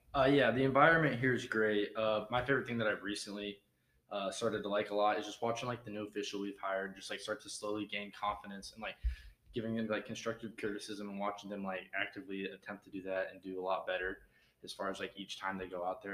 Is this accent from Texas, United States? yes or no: yes; Dallas, Texas, United States; now in Northwest Arkansas, United States; coming from the big city in the Dallas area, I didn't have as much nature as we do up here